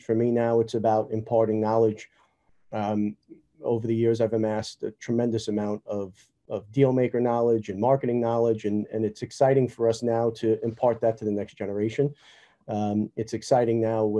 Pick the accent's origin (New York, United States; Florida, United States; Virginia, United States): New York, United States; growing up in New York